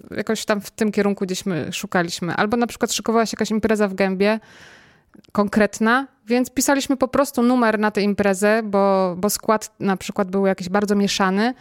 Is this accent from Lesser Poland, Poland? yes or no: no; Kościan, Greater Poland, Poland; moved away; z Kościana, z mojej rodzinnej miejscowości.